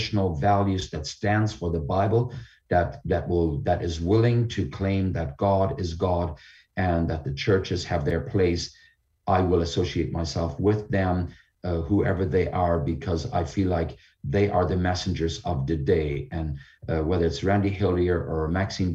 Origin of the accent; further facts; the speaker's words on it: Canada; our Canadian Charter of Rights and Freedoms